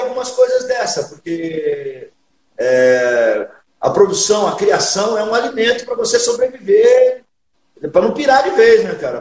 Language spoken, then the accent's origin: Portuguese; São Paulo, Brazil; also born or lived in São José do Rio Preto; Sou filho de nordestinos e piauiense, é meu pai e minha mãe pernambucana, mas já nascido e criado em São Paulo.